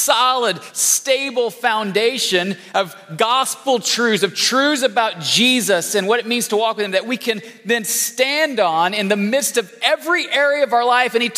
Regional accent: Illinois, United States; I grew up in Illinois, the great state of Illinois.

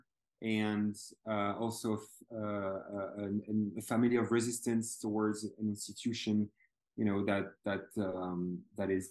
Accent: Belgium; I'm from Belgium

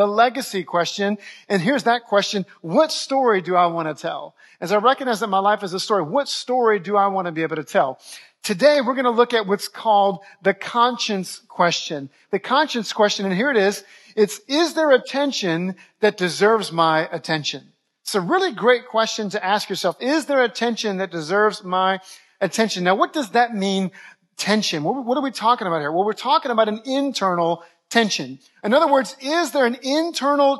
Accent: New Orleans, Louisiana, United States; moved away as an adult; also born or lived in Dallas-Fort Worth, Texas; I'm from New Orleans originally, but I went to Bible college in the Dallas-Fort Worth area

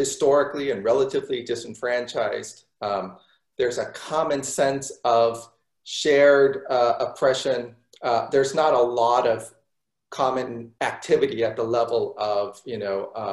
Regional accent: Los Angeles, California, United States; I grew up in Los Angeles

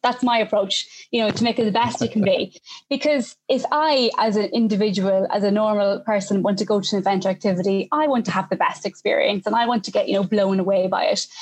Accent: Ireland; now in United Kingdom; I'm Irish living in the UK

